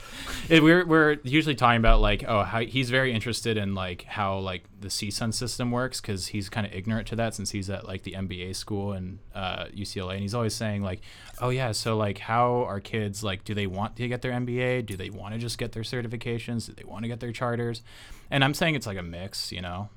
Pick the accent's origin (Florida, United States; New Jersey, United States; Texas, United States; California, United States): California, United States; Orange County; I'm from Orange County originally